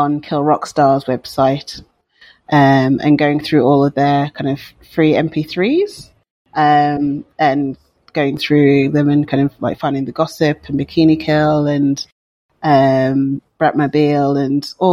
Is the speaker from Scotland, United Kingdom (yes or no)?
no; Wolverhampton, West Midlands, United Kingdom; growing up in Wolverhampton in the West Midlands in the UK